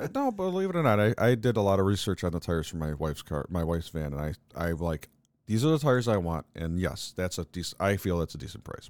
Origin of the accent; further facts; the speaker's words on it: New York, United States; we as New Yorkers